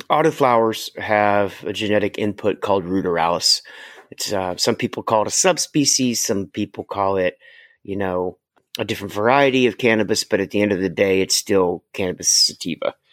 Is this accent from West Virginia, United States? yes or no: yes; West Virginia, United States; I mean, I grew up in West Virginia. It's gorgeous there.